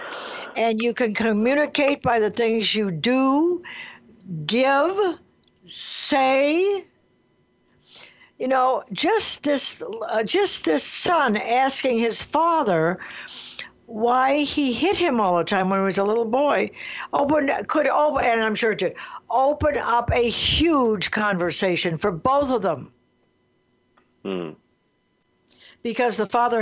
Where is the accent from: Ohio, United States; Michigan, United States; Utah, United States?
Michigan, United States; Detroit; I grew up in Detroit, Michigan